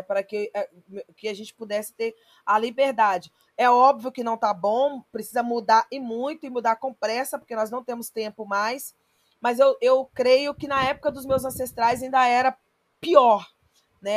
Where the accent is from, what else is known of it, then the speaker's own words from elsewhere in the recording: São Mateus, Espírito Santo, Brazil; Eu sou de uma comunidade que chama Gilim 3, nasci nessa comunidade, é, vivi até os 10 anos, até os 9 anos de idade